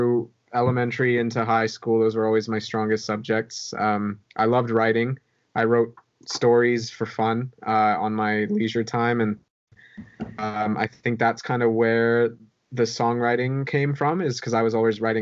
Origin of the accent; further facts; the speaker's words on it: Edmonton, Alberta, Canada; I'm from Edmonton, Alberta